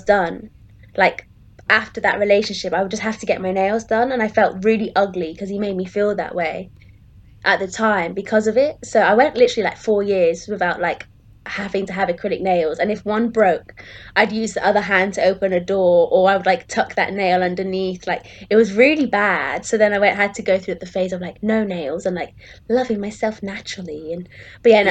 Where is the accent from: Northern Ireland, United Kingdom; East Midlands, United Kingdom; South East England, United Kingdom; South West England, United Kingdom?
South West England, United Kingdom; Plymouth; we grew up in Plymouth